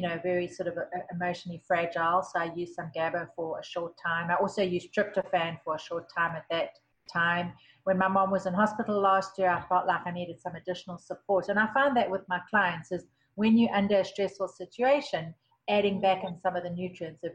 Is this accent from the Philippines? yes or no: no; South Africa; moved away; I grew up in South Africa